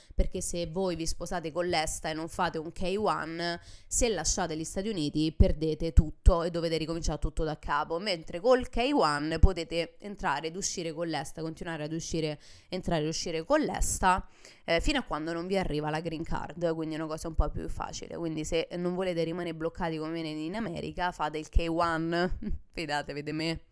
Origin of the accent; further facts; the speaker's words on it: Italy; moved away as an adult; now in United States; Mio marito nel momento in cui ha deciso di sposare un'italiana